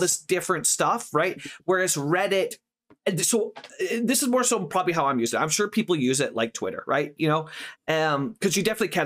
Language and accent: English; Canada; I'm English speaking Canadian, not French speaking Canadian.